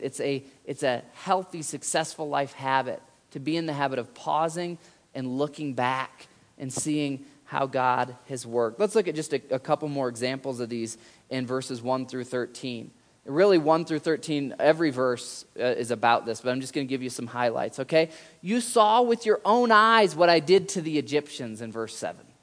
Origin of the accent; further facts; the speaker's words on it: Michigan, United States; I grew up in Michigan